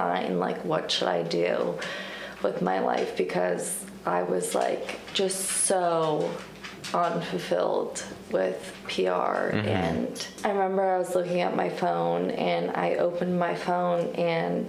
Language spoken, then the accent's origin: English; Erie, Pennsylvania, United States; also born or lived in New York City; I was born and raised in Erie